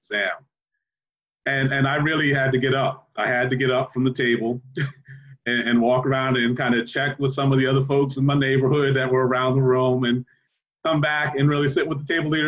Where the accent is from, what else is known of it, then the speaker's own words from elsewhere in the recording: New Jersey, United States; My home state of New Jersey